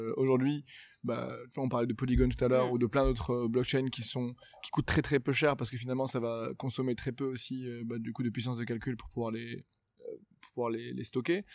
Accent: Morocco; je viens du Maroc

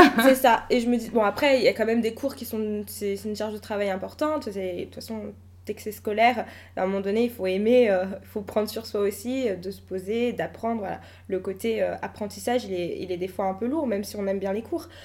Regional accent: Le Blanc-Mesnil, Île-de-France, France; j'ai grandi au Blanc-Ménil

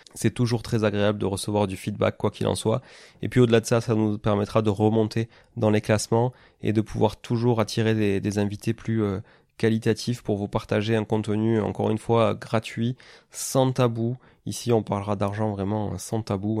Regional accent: Toulouse, Occitania, France; moved away as an adult; also born or lived in Canada; Je suis né à Toulouse, hein, qui est une ville donc dans le sud-ouest de la France

